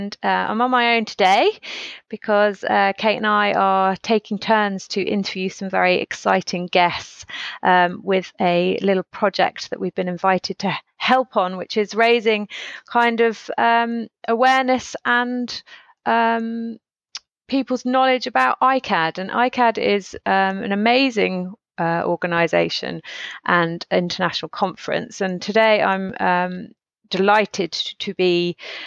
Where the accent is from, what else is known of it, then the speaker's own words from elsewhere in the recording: Stroud, South West England, United Kingdom; I grew up in Stroud